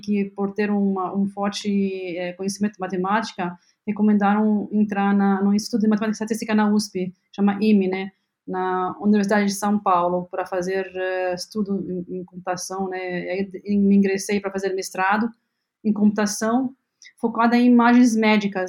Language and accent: Portuguese; Lebanon; Portuguese is a second language; moved away as an adult; now in Brazil; eu nasci no Líbano